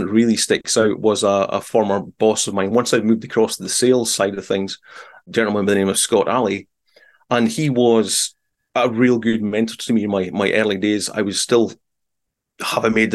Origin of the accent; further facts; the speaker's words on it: south of Aberdeen, Scotland, United Kingdom; I'm not from the Aberdeen area. I'm from a little further south